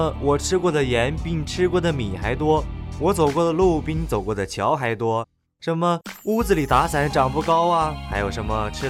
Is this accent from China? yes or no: yes; China; 在我们中国人的观念里啊，父爱如山，母爱似水。